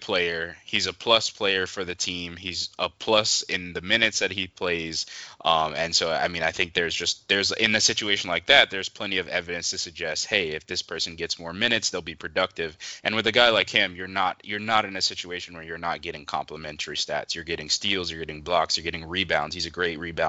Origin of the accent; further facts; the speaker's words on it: Miami, Florida, United States; I'm from Miami